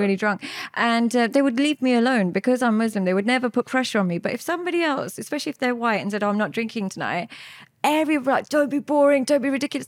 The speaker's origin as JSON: {"language": "English", "region": "London", "country": "United Kingdom", "tie": "born or raised there", "said": "I grew up in London with my parents. I grew up, um, just outside West London"}